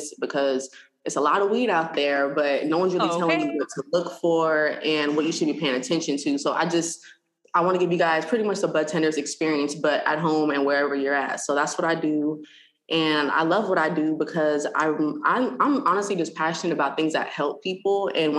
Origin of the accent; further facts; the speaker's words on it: California, United States; moved away as an adult; also born or lived in Missouri; I'm from California